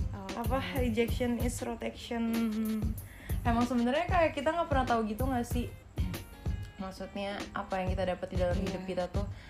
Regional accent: Bekasi, West Java, Indonesia; dulu kan gue anak Bekasi

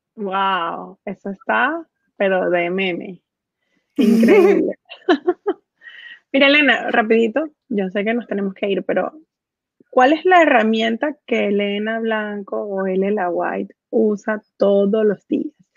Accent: Venezuela; yo que nací en Venezuela

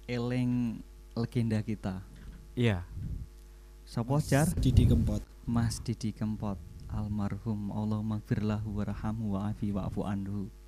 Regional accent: Sragen, Central Java, Indonesia; also born or lived in Ngawi; Mesti aku wong Sragen, Ngawi etanku.

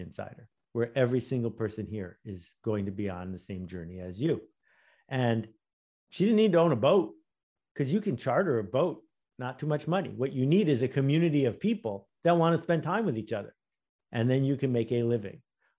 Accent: Buffalo, New York, United States; I grew up in Buffalo, New York, and that was the headquarters of Fisher-Price

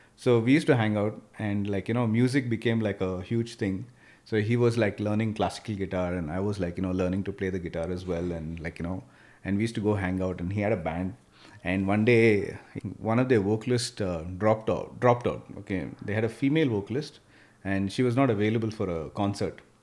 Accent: Bangalore, Karnataka, India; I came from Bangalore military school

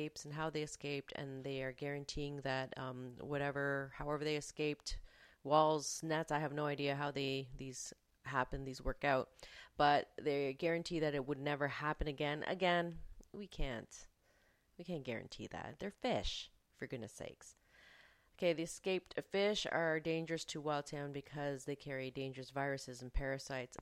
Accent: London, Ontario, Canada; my hometown of London, Ontario

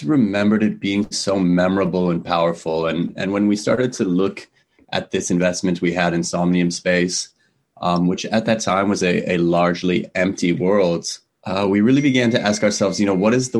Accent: Los Angeles, California, United States; moved away as an adult; also born or lived in New York; born and raised in Los Angeles, went to school, college in New York

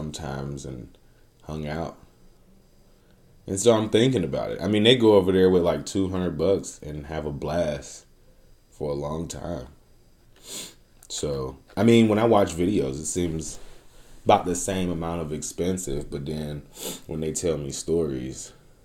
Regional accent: Detroit, Michigan, United States; I'm from Detroit, nigga. It's fucked up there

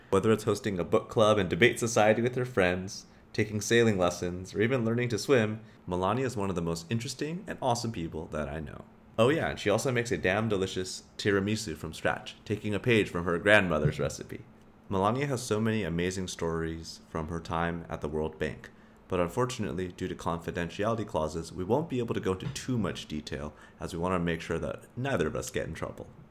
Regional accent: Silicon Valley, California, United States; now in Singapore; growing up in the Silicon Valley

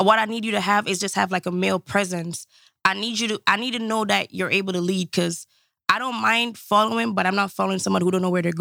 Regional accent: Jamaica; now in United States; I was born and raised in Jamaica

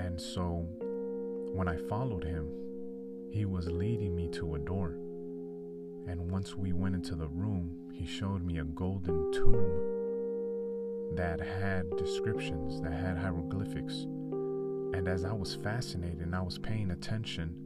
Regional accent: California, United States; I'm from California

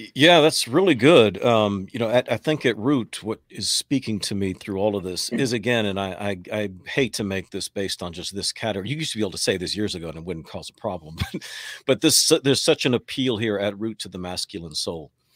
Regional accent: Texas, United States; moved away as an adult; also born or lived in New York; now in North Carolina, United States; I live in North Carolina now, born in New York. Spent most of my years growing up in Texas, relocated to North Carolina in ninety-seven.

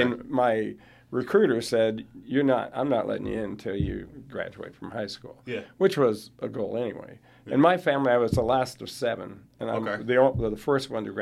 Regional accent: Des Moines, Iowa, United States; moved away as an adult; also born or lived in Georgia / Arizona; I grew up in Des Moines on the south side.

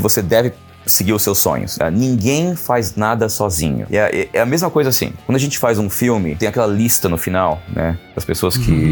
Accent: São Paulo, Brazil; moved away as an adult; also born or lived in California, United States / New York, United States; now in Los Angeles, United States; é minha terra, vim de São Paulo, sou de São Paulo.

